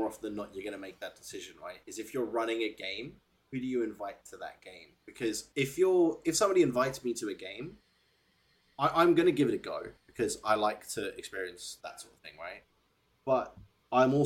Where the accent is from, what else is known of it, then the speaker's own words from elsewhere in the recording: South Africa; I'm South African